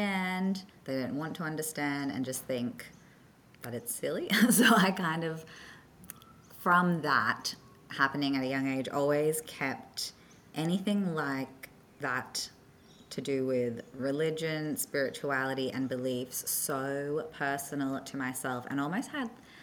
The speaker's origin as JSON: {"language": "English", "country": "Australia", "tie": "born or raised there", "also_born_or_lived": "South Africa", "said": "because I grew up in Oz"}